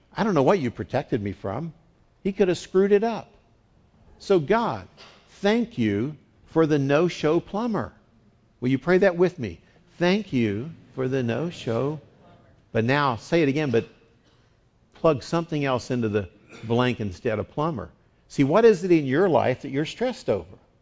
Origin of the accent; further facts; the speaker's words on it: West Virginia, United States; now in San Diego, United States; I grew up in West Virginia